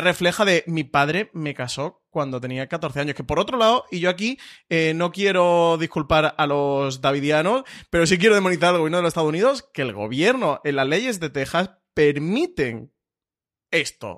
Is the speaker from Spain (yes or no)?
yes; Spain; nosotros como público español